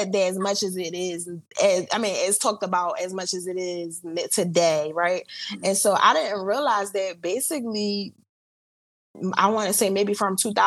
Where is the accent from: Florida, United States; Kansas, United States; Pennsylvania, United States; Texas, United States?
Pennsylvania, United States; Philadelphia; But I am from Philly. I grew up here. Still living in Philly